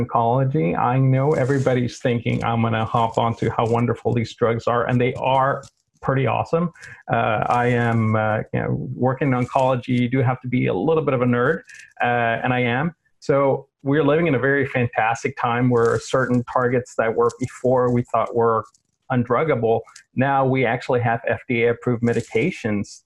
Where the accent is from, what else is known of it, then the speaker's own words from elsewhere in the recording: South Texas, United States; moved away as an adult; now in Sweden; South Texas, where I'm from